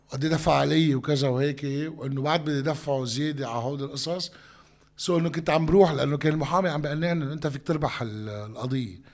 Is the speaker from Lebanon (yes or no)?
yes; Sidon, South Governorate, Lebanon; وانا من صيدا يعني انا انا بعرف الفلسطينيه شو يعني بالنهايه الفلسطينيه بصيدا